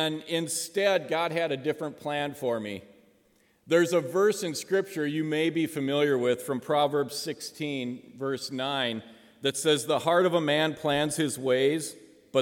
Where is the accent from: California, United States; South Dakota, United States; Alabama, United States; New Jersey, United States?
South Dakota, United States; Spearfish; I am from Spearfish, South Dakota